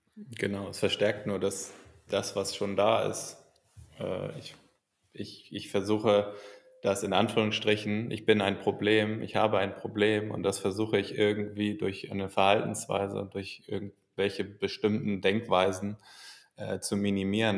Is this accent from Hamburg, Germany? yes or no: yes; Hamburg, Germany; also born or lived in England / Valencia / Chicago; ich bin in Hamburg geboren und bin aber auch oft mal weg gewesen in der Schulzeit für ein Schuljahr in England